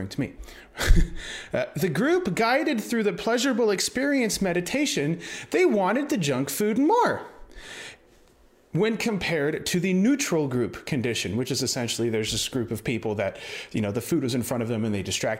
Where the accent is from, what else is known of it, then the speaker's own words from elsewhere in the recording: United States; I'm uncultured American